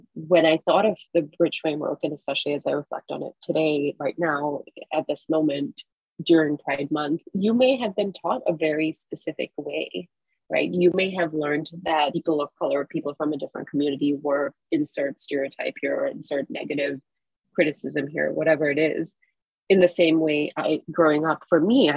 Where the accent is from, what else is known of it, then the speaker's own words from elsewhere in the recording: Singapore; now in United States; I grew up in Singapore, a country in which homosexuality is still criminalized